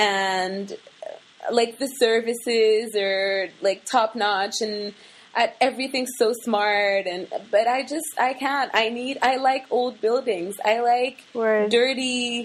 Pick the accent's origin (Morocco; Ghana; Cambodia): Morocco; moved away as an adult; also born or lived in United States / Russia / Sudan / Paris, France; Okay, so I was born in Morocco, lived in the States for a bit, lived in Russia for a bit. I think we were in Sudan for like a year, went back to Morocco. That's where I did most of my schooling, high school, college, all of that.